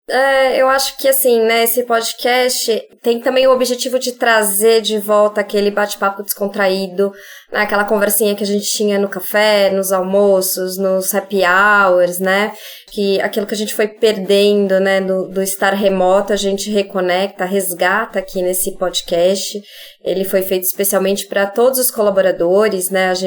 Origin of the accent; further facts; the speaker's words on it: São Paulo, Brazil; Sou paulistana, tô aqui em São Paulo.